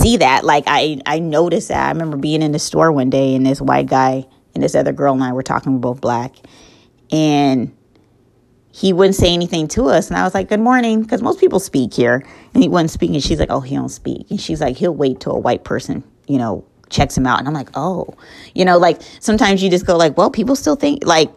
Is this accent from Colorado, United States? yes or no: yes; Colorado, United States; moved away as an adult; now in North Carolina, United States; I'm from Colorado, born and raised